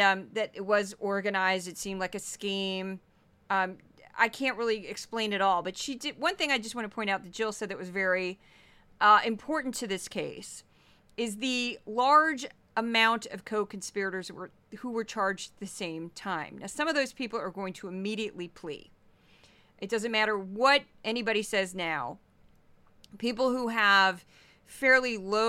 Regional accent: St. Louis, Missouri, United States; I'm from Missouri, okay? And I'm doing an accent that I grew up around.

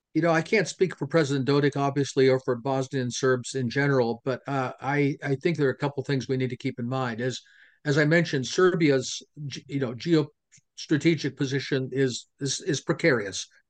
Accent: Pennsylvania, United States; in Pennsylvania, it's my home state

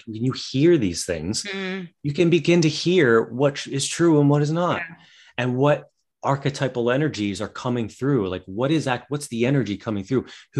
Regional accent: West Virginia, United States; Well, I grew up in West Virginia. So I grew up with like where it was all hillbilly talk all the time.

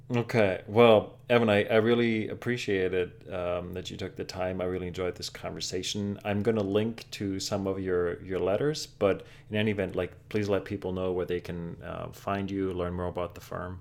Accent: Germany; now in New York, United States; I grew up in Germany

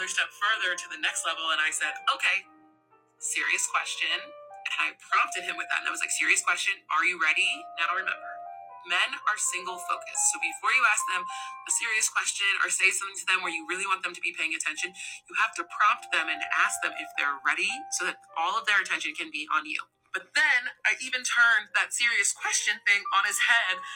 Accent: New Jersey, United States; I'm from the part of New Jersey that has the best pizza, the best beaches, and the best music scene

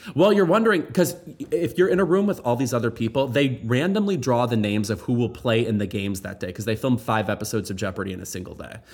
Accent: United States; I am deeply American

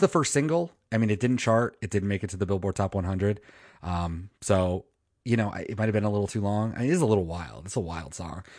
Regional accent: Manassas, Virginia, United States; moved away; my hometown of Manassas, Virginia

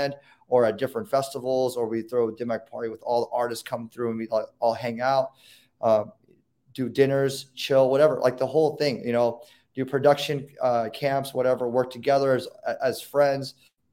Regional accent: Newport Beach, California, United States; I grew up in Newport Beach

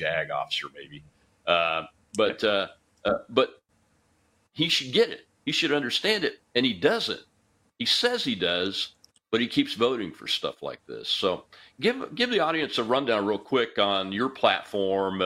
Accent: Mississippi, United States; Mississippi, my home state

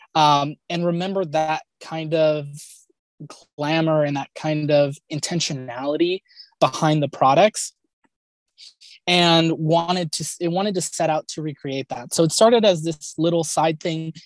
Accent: Los Angeles, California, United States; born and raised in Southern California. I was born in the Kaiser in Woodland Hills, California, and lived in the Glendale, Pasadena area my entire life

